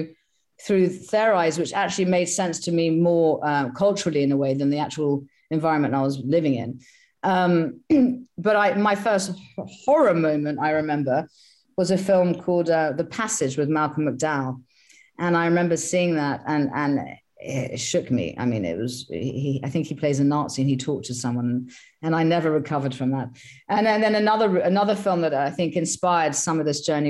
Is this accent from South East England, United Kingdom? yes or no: yes; Sussex, South East England, United Kingdom; I was brought up in Sussex, which is the southeast of England